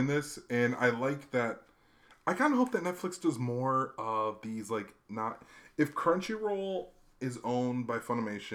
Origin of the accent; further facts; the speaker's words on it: Hawaii, United States; I grew up in Hawaii